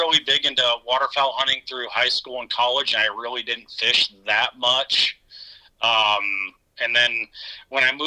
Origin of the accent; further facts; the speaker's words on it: Lexington, Nebraska, United States; moved away as an adult; now in Brookings, United States; Lexington's my hometown